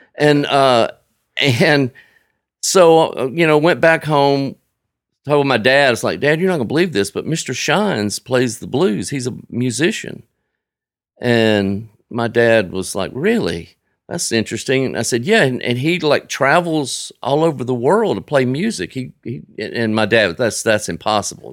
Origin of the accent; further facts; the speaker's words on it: Frisco City, Alabama, United States; now in Nashville, United States; I grew up in Frisco City, a little town of about twelve hundred people